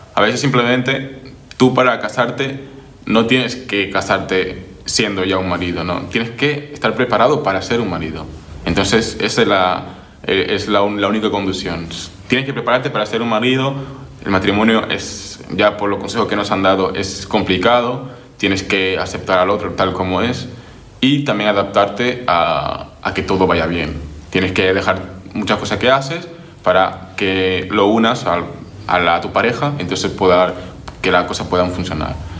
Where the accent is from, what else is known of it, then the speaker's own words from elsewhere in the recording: Dominican Republic; also born or lived in Barcelona, Spain; now in Spain; soy de República Dominicana y bueno, estoy en España desde hace 11 años